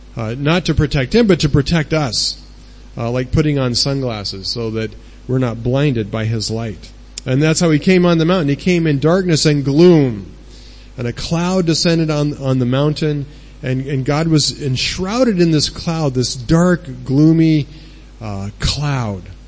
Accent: United States; moved away as an adult; now in Thailand; we don't own a house in, the, in America, our home country

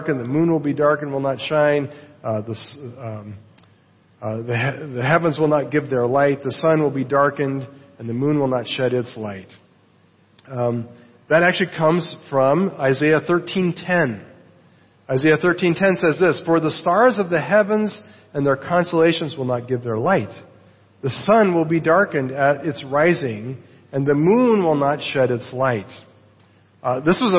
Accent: United States; the United States, my home country

